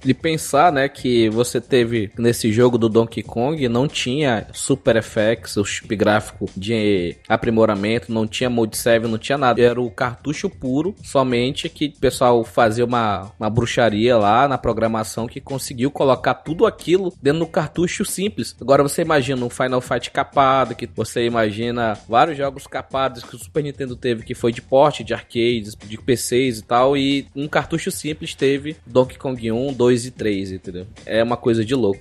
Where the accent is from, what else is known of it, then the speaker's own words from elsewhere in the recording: Brazil; a gente como brasileiro